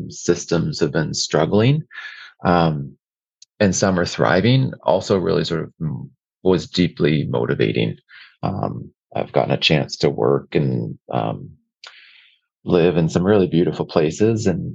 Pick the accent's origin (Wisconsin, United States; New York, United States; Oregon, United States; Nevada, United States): Oregon, United States; now in Canada; I grew up in Oregon